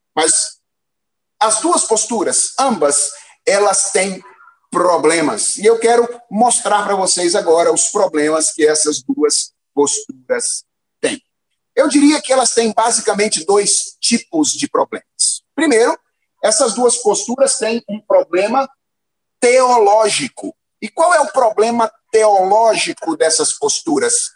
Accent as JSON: {"language": "Portuguese", "region": "Minas Gerais", "country": "Brazil", "tie": "born or raised there", "said": "eu me lembro quando eu era adolescente, lá em Minas Gerais"}